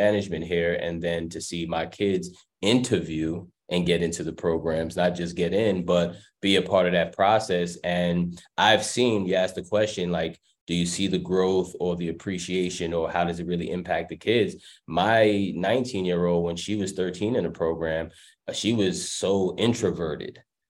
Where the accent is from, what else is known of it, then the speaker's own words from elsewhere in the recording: New York, United States; moved away as an adult; If I may, for me, I came from New York, so when you all talking about the city buses